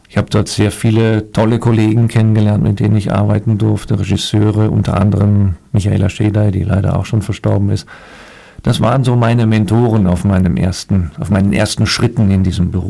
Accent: Dortmund, North Rhine-Westphalia, Germany; born there; da ich ja Westfale bin, gebürtiger Dortmunder, bin ich eigentlich ein Unierter wie das so schön heißt bei uns.

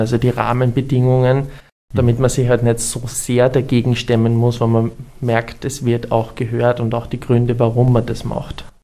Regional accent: Burgenland, Austria; im Burgenland, wo ich herkomme

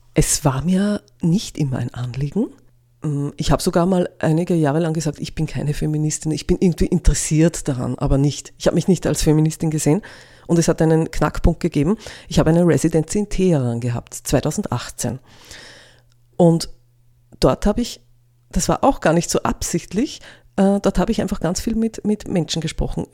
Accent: Innviertel, Upper Austria, Austria; now in Linz, Austria; Ich bin am Land aufgewachsen, im Innviertel

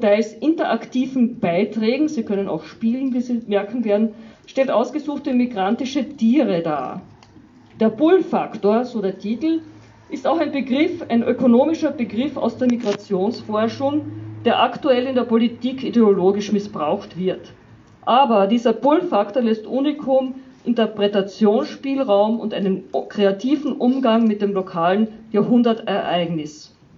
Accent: Carinthia, Austria; aus unserem Bundesland

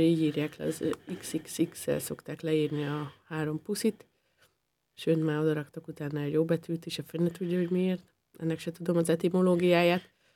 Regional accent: Upper Hungary, Felvidék, Slovakia; now in Austria; én a, a felvidéki életemet én rögtön egy osztrák életre cseréltem

